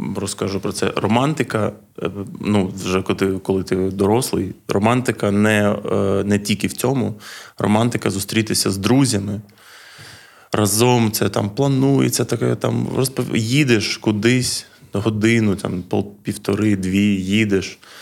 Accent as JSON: {"language": "Ukrainian", "town": "Odesa", "region": "Odesa Oblast", "country": "Ukraine", "also_born_or_lived": "Lviv", "said": "Я з Одеси"}